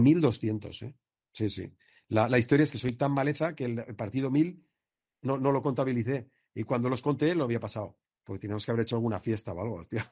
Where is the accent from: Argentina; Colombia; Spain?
Spain; Villarreal, Valencian Community; also born or lived in Castellón; los de Villarreal